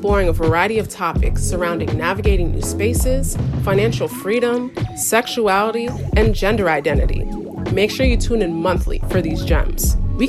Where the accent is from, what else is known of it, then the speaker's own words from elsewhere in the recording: Maplewood, New Jersey, United States; I'm from Maplewood, New Jersey, but I rep Nigeria all day and every day.